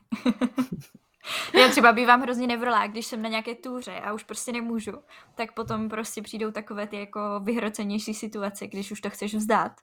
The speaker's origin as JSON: {"language": "Czech", "region": "Moravian-Silesian Region", "country": "Czechia", "said": "u nás v Moravskoslezském kraji"}